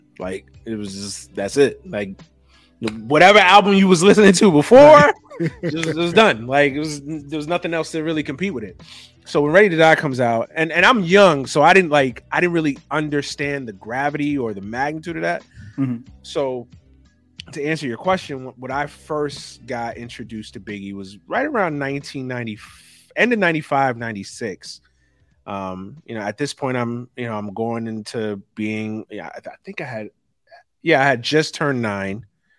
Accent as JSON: {"language": "English", "town": "Brooklyn", "region": "New York", "country": "United States", "tie": "born or raised there", "also_born_or_lived": "Florida", "said": "Spent some years in life in Florida as well, but my basically from birth to age 17, it's been New York City, man. It's been Brooklyn."}